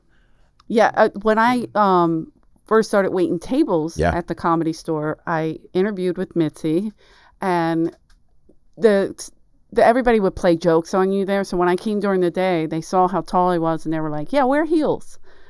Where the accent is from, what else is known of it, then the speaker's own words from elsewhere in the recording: Philadelphia, Pennsylvania, United States; moved away; She goes, where are you from? I said, Philadelphia.